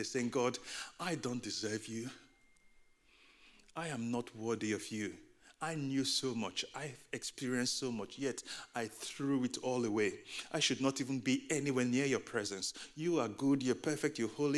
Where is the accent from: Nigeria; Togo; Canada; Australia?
Nigeria; also born or lived in United Kingdom; now in Boston, United States; In the first third of my life, I was growing up in Nigeria. I was raised in a Christian home.